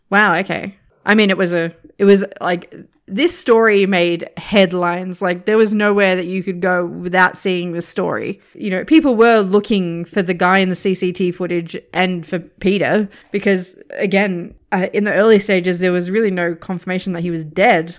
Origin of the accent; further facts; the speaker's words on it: Australia; as an Australian